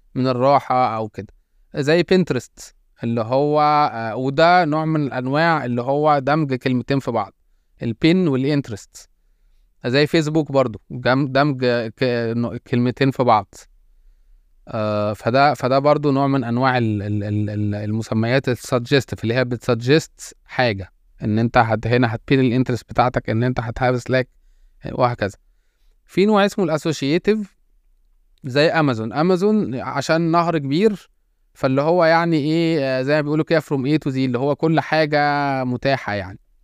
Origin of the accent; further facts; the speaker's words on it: Egypt; احنا طبعا كان عندنا في مصر